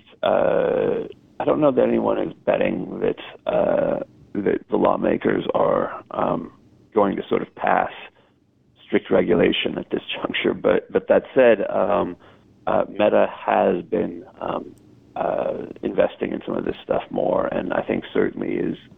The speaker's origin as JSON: {"language": "English", "country": "United States", "said": "as an American"}